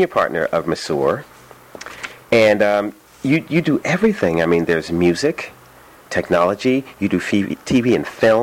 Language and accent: English; New York City, New York, United States; moved away; my hometown of New York City